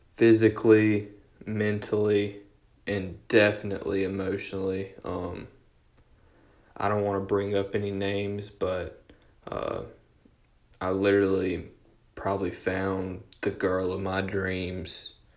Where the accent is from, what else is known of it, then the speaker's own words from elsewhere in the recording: Durham, North Carolina, United States; also born or lived in Orange County, North Carolina; I'm from Durham.